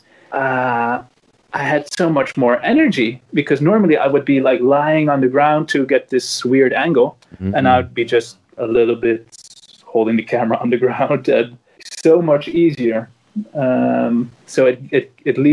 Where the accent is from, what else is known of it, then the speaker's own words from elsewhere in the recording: Netherlands; English is a second language; also born or lived in United States; I was like 2.5 when we moved back to Holland.